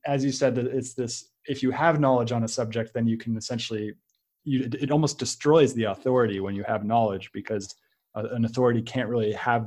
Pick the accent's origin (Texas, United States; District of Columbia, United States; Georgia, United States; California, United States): California, United States; San Francisco; I come from San Francisco, and it's a very liberal, it's a progressive place